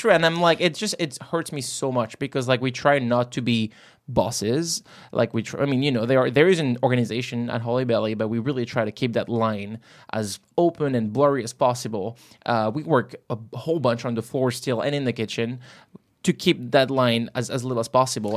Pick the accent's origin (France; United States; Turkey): France; not in my home country anymore.